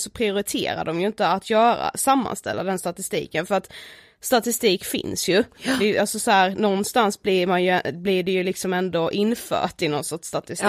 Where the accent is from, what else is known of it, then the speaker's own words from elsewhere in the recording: Karlshamn, Blekinge, Sweden; now in Stockholm, Sweden; jag kommer ifrån eh, Karlshamn, bor i Stockholm